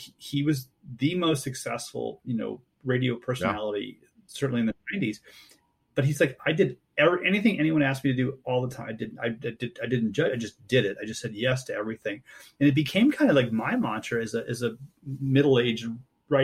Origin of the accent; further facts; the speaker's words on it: New England, United States; moved away; grew up in New England.